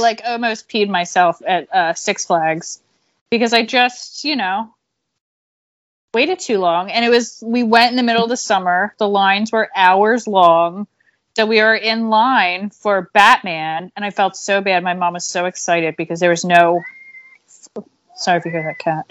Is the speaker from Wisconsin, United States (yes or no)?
no; Pottstown, Pennsylvania, United States; also born or lived in Philadelphia; I'm from Pottstown, which is right outside, but, you know, I can fit, consider myself a Philadelphian